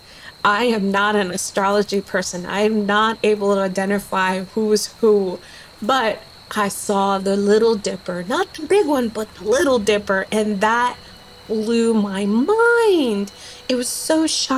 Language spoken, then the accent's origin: English; New York City, New York, United States; moved away as an adult; also born or lived in Fajardo, Puerto Rico / Florida; now in Alaska, United States; we migrated to New York City and started to live in the Bronx. Lived there